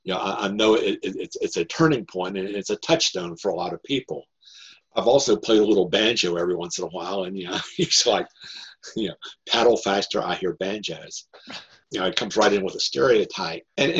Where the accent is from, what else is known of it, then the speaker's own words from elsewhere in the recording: Norfolk, Virginia, United States; my relatives, you know, when I was a kid, made fun of me because I grew up in Norfolk, Virginia, which is a Navy town.